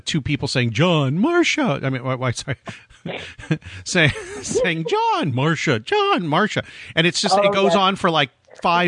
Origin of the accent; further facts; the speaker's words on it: Pasadena, California, United States; my hometown, where I was born